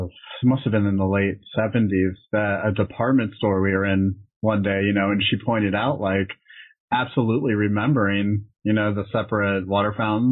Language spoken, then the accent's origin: English; Winter Park, Florida, United States; I grew up right outside of Orlando in this town called Winter Park.